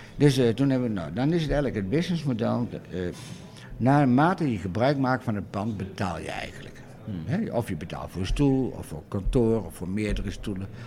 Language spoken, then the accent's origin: Dutch; Doetinchem, Gelderland, Netherlands; ik kwam wel van oorsprong uit Doetinchem